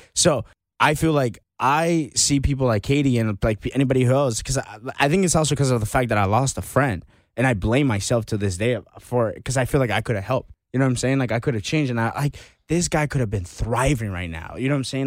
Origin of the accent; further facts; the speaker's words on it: United States; growing up in America